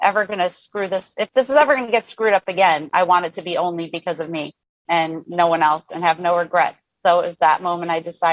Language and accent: English; New York, United States; as a New Yorker